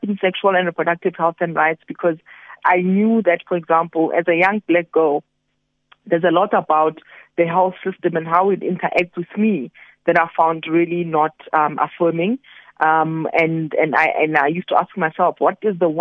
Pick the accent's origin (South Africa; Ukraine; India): South Africa; QwaQwa, Free State; I was born in Kwakwa in 1982 and my five-year-old son who lives in Kwakwa today